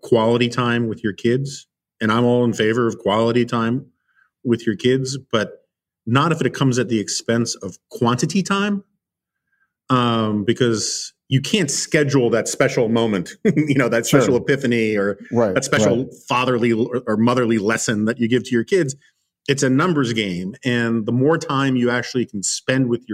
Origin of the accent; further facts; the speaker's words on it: New York, United States; growing up in New York